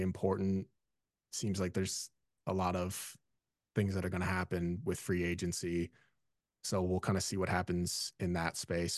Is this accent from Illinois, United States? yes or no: yes; Illinois, United States; I grew up, I was born in Illinois. I grew up loving all things Chicago sports